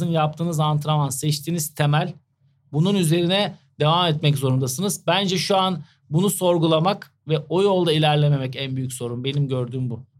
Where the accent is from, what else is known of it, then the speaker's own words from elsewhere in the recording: Turkey; Şimdi farklı bir mağlubiyet olduğunda biz biraz Türküz, duygusalız.